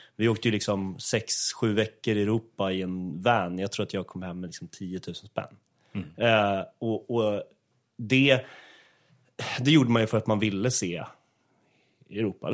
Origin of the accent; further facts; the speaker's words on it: Åkersberga, Stockholm County, Sweden; fritidsgården i Åkersberga där jag är uppvuxen